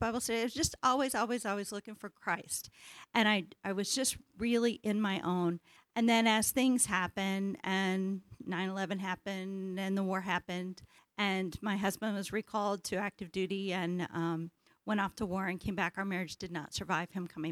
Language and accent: English; Independence, Missouri, United States; As a little girl, I grew up in Independence, Missouri